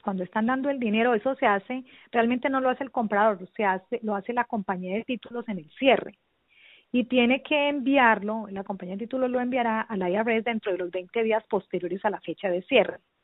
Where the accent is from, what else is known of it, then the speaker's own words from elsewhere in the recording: Versalles, Valle del Cauca, Colombia; moved away as an adult; now in Boynton Beach, United States; yo soy eh, colombiana, eh, nací en un pueblito del norte del valle, en las montañas, Versalles Valle